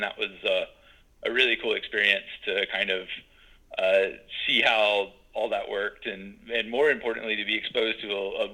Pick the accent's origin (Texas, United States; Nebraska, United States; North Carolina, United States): North Carolina, United States; Winston-Salem; I'm originally from Winston